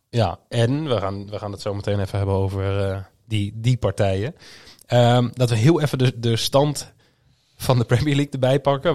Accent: Groningen, Netherlands; also born or lived in Schijndel, North Brabant; now in North Brabant, Netherlands; Ik kom oorspronkelijk uit Groningen. Ik woon tegenwoordig in, in het mooie Brabant

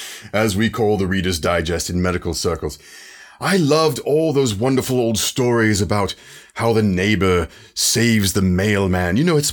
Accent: London, United Kingdom; I am from London, of course, and have been a practicing psychologist for a number of years

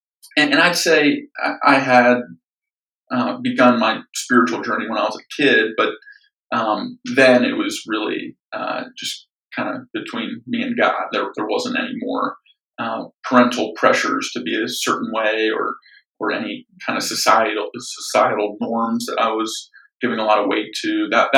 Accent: Atlanta, Georgia, United States; also born or lived in Philadelphia; So I was born just outside Philadelphia. My parents were young when they had me. I wasn't exactly planned. They stayed together about 9 months after I was born and separated. And I ended up moving around a lot with my mom growing up. We moved 7 times before landing in Atlanta

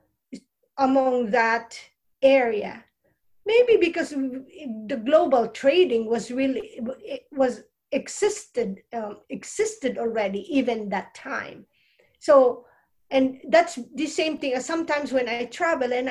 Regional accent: Philippines; moved away as an adult; I'm from Philippines

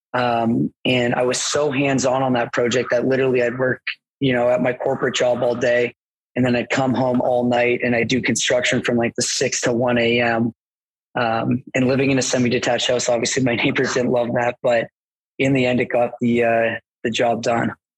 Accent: Mississauga, Ontario, Canada; I grew up in Port Credit, which is like South Mississauga, so it's pretty close to Oakville.

